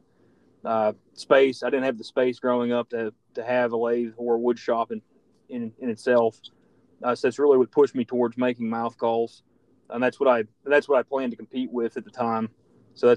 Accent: Pennsylvania, United States; also born or lived in Texas; now in West Virginia, United States; I'm originally from Pennsylvania

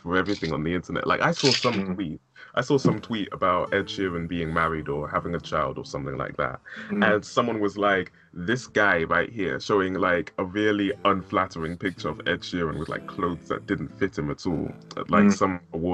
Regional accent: London, United Kingdom; moved away as an adult; now in Cardiff, United Kingdom; I grew up sort of in the South London area, but I'm in Cardiff right now

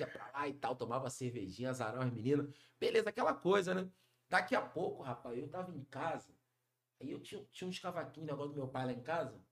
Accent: Rio de Janeiro, Brazil; also born or lived in São Paulo; Cria do Borel, Tijuca

